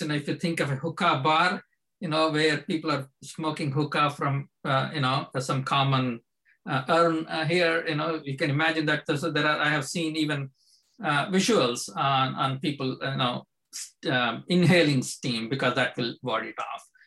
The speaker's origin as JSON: {"language": "English", "country": "India", "tie": "born or raised there", "moved": "yes", "lives_now": "United States", "said": "I grew up in India"}